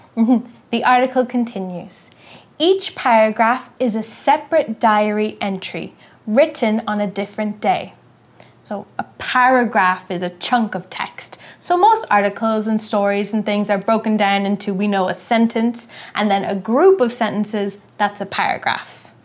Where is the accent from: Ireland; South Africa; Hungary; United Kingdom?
Ireland; I'm from Ireland